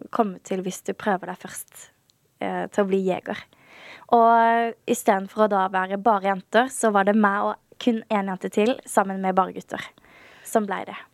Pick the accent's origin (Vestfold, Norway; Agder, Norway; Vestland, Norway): Agder, Norway; Birkeland; accent: Sørlandet dialect; also born or lived in Kristiansand / Lillesand; Jeg vokste opp på et veldig lite sted som heter Birkeland. Det er 30 minutter unna Kristiansand.